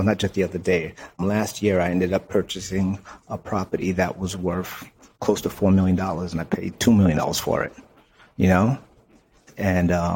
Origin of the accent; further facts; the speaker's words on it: New York City, New York, United States; I'm from Brooklyn, you know, the ungentrified part of Brooklyn